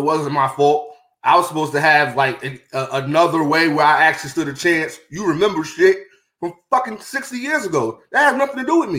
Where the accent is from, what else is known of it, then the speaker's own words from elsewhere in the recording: New York City, New York, United States; No, I got PTSD for growing up in Brooklyn.